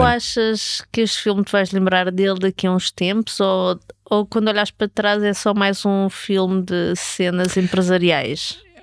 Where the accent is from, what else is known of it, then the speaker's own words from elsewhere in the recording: Lisbon, Portugal; Eu cresci em Lisboa nos anos 80 e 90